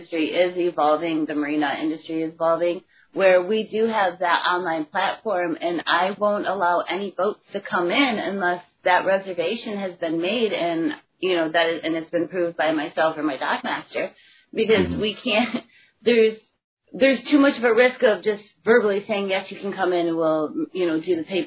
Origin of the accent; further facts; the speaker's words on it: Michigan, United States; moved away as an adult; now in Norfolk, United States; I grew up in Michigan, and we moved around, but no matter where we moved in Michigan, we always lived in a coastal town